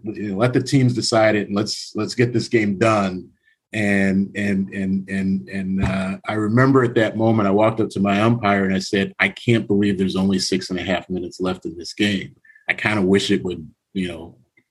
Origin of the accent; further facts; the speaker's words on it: Youngstown, Ohio, United States; moved away; also born or lived in Lansing, Michigan; growing up in Youngstown